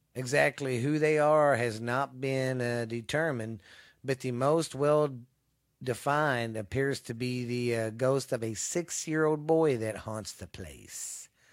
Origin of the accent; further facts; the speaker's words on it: Mineral Wells, Texas, United States; the town I live in, my hometown of Mineral Wells